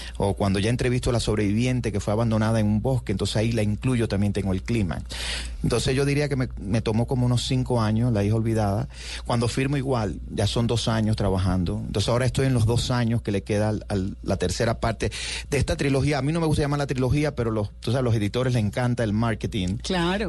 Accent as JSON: {"language": "Spanish", "country": "Cuba", "tie": "born or raised there", "also_born_or_lived": "New York", "moved": "as an adult", "lives_now": "United States"}